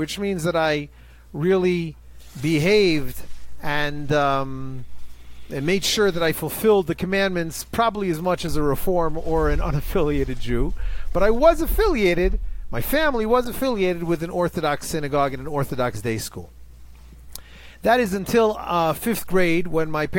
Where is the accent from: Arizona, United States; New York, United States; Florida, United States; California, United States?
New York, United States; New York City; moved away as an adult; also born or lived in Hebron area, West Bank; now in Ma'ale Hever, West Bank; I was born in Queens, New York